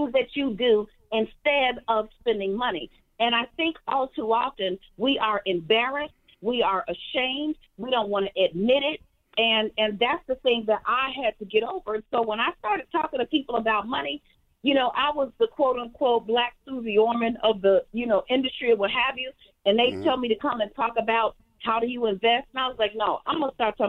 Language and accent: English; Chicago, Illinois, United States; I was born and raised in Chicago